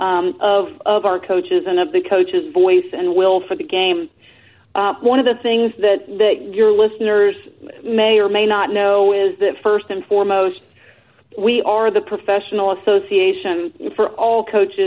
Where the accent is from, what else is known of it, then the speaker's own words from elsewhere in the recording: Atlanta, Georgia, United States; moved away; move back to Atlanta, my hometown